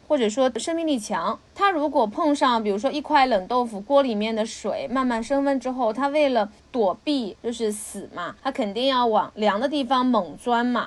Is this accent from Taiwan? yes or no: no; Jiangsu-Zhejiang, China; 我们江浙人啊，是要吃鳗鱼血的